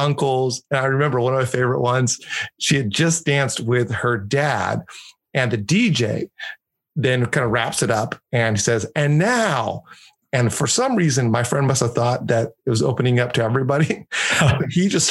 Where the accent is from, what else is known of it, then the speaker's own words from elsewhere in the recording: Mexico; my best friend growing up in Mexico was this guy named Ricardo